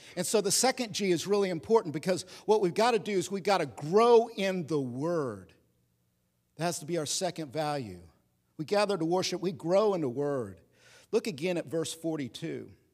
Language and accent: English; Oklahoma, United States; I'm from Oklahoma, so I wore belt buckles that said, "God, guns, and guts made America free."